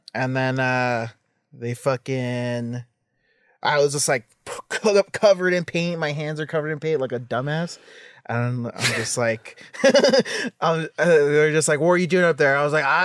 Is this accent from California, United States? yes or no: yes; Los Angeles, California, United States; East Hollywood.